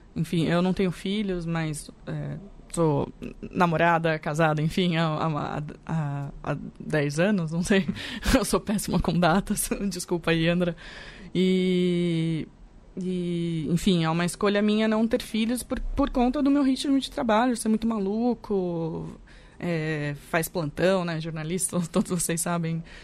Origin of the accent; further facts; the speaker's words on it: interior of São Paulo, Brazil; eu fui criada, nascida e criada em São Paulo, né? No interior de São Paulo, na verdade